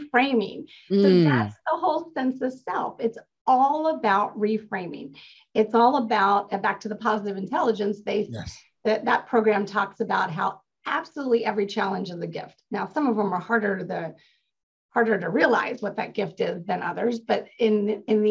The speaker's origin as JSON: {"language": "English", "region": "Maryland", "country": "United States", "tie": "born or raised there", "moved": "yes", "lives_now": "California, United States", "said": "I grew up in Maryland"}